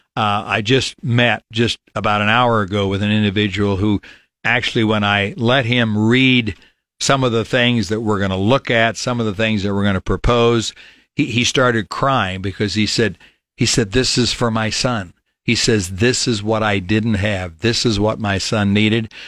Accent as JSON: {"language": "English", "town": "Falls City", "region": "Nebraska", "country": "United States", "tie": "born or raised there", "also_born_or_lived": "Grand Island, Nebraska", "said": "born and raised in Fall City, Nebraska, lived in Richardson County, have always voted in Nebraska."}